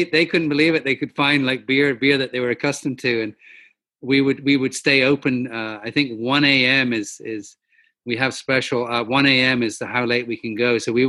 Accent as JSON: {"language": "English", "town": "Oban", "region": "Scotland", "country": "United Kingdom", "tie": "born or raised there", "moved": "yes", "lives_now": "Los Angeles, United States", "said": "my hometown in the county of Argyll is Oban."}